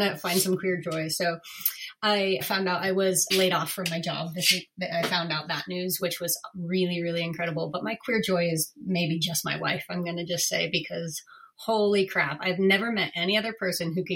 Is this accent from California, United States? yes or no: yes; Northern California, United States; also born or lived in Berkeley, California; I grew up in Northern California